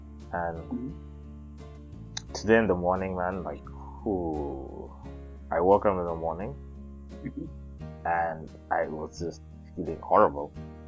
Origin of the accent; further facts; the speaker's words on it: Mombasa, Mombasa County, Kenya; now in Japan; I'm from Mombasa.